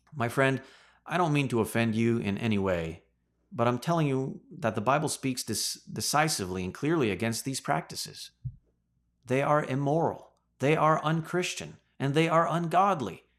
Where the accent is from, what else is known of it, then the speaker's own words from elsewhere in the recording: Canada; As a Canadian citizen